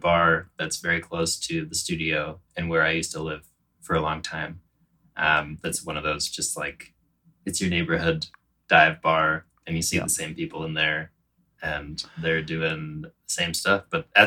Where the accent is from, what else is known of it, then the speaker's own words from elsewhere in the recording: Frederick, Maryland, United States; Frederick, Maryland. It's like a DC suburb, but more cornfields.